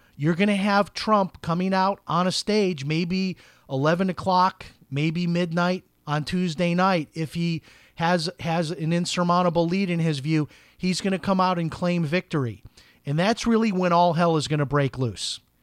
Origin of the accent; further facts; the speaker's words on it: Chicago, Illinois, United States; I grew up in Chicago, a very political place.